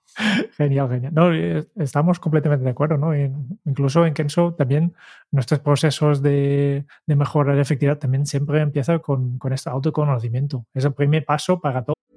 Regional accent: Netherlands; como holandés

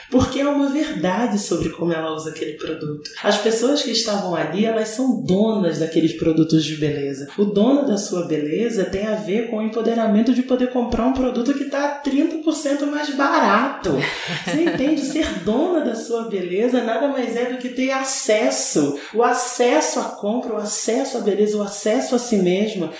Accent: Brazil; sendo brasileira

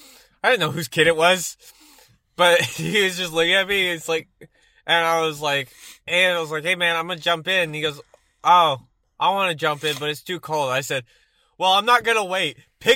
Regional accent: Texas, United States; I grew up in Texas

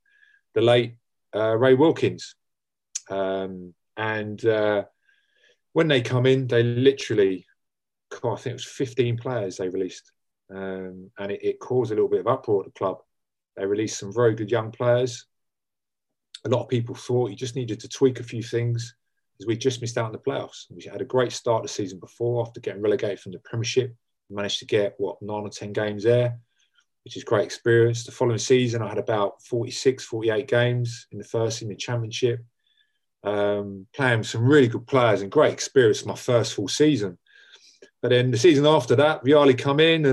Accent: Wembley, London, United Kingdom; also born or lived in Harrow; where I come from. I'm from Harrow, or Wembley, born in Wembley

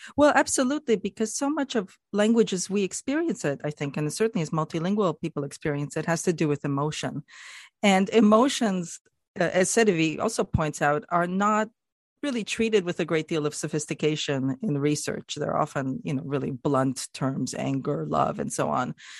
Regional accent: Canada; as a Canadian myself

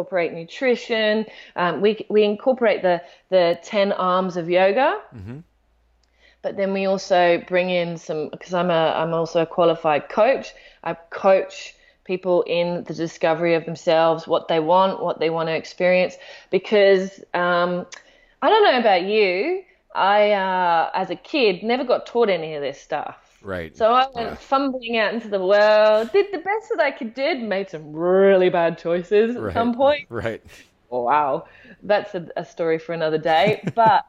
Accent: Australia; because I'm Australian and then I'm UK, I get two.

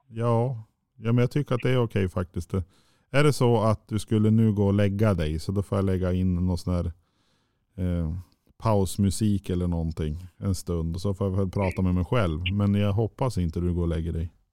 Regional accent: southern Sweden, Sweden; now in Norrland, Sweden; jag är ju född och uppvuxen i södra Sverige

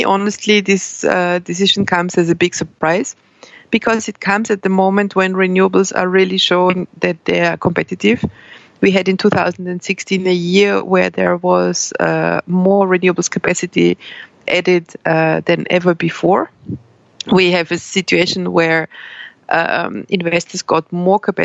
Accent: Austria; moved away as an adult; also born or lived in Brussels, Belgium; I started economics in Austria, in my home country

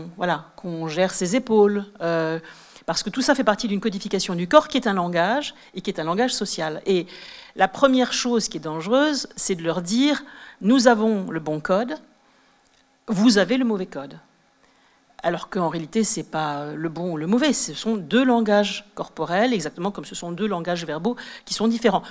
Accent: Sceaux, Île-de-France, France; moi, j'ai grandi à Sceaux, dans le sud de Paris

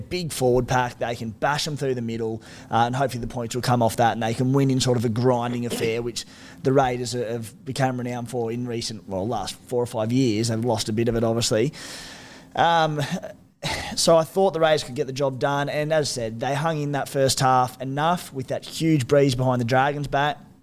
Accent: Canberra, Australian Capital Territory, Australia; Us scrappers from the nation's capital

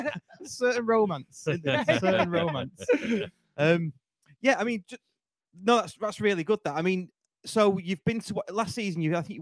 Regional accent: Stockport, North West England, United Kingdom; moved away; because that's where I'm from Edgeley.

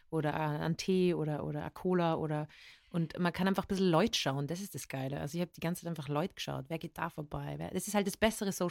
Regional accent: Innsbruck, Tyrol, Austria; accent: Tyrolean; moved away as an adult; now in Vienna, Austria; ich bin aufgewachsen in Tirol. Meine Eltern kommen aus Oberösterreich und äh, lebe seit zehn Jahren in Wien und habe so einen Wiener Einschlag mit ein paar Wörtern, mit Uhr und sowas. Aber ähm, eigentlich ist es ja tirolerisch

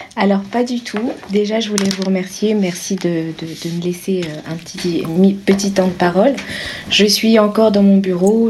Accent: France; je suis française

